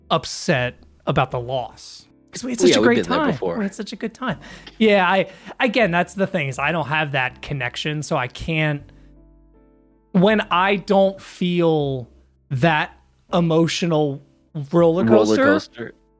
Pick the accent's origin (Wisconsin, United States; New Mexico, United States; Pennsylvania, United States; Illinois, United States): Pennsylvania, United States; Philadelphia; I'm from